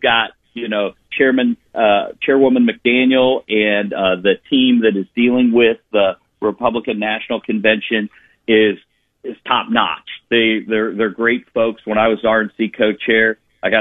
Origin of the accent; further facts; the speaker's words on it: Tallmadge, Ohio, United States; my hometown of Talmadge in the Akron area